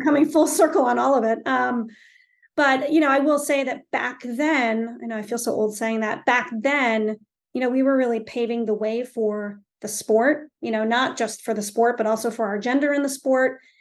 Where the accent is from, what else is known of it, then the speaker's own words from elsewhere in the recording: Stowe, Vermont, United States; I grew up in Stovermont, and Stovermont is an unbelievable town